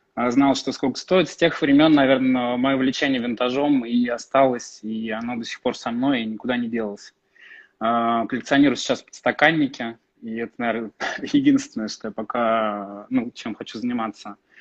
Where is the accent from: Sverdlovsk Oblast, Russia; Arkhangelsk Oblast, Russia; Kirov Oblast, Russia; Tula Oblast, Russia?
Tula Oblast, Russia; Tula; Родился в Туле. Я из, э, Тулы